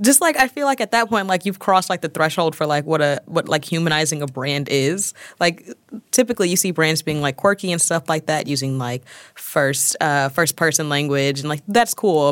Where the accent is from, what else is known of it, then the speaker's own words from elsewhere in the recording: Missouri, United States; also born or lived in Atlanta, Georgia; now in New York, United States; I'm originally from Missouri, but I claim Atlanta